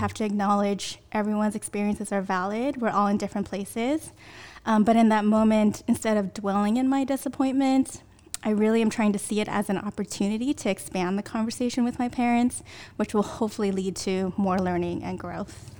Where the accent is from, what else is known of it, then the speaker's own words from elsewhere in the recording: Sunnyvale, California, United States; I grew up in Sunnyvale, which is down in the South Bay.